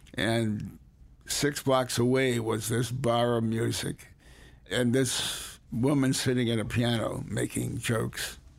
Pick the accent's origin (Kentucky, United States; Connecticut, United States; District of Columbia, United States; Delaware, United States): Connecticut, United States; Hartford; also born or lived in New Haven, Connecticut; raised largely in Hartford